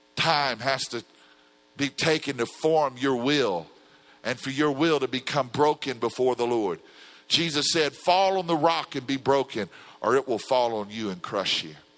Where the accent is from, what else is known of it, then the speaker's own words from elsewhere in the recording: Louisiana, United States; I come from Louisiana where the oil spill's going on